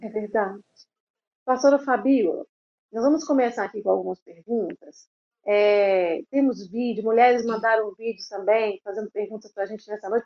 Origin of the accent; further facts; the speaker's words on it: Belo Horizonte, Minas Gerais, Brazil; Belo Horizonte sou eu